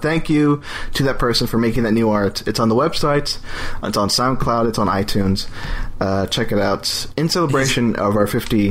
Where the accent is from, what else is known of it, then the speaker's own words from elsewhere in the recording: Galveston, Texas, United States; also born or lived in New Jersey / San Antonio; now in Austin, United States; I grew up in near Galveston by the coast